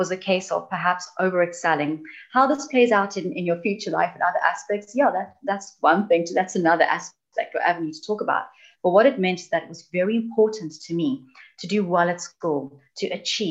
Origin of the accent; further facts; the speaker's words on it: South Africa; accent: South African; now in United Kingdom; You can hear I'm South African, I'm obviously not British. So I grew up in an environment that was rather challenging in the sense of unemployment rates.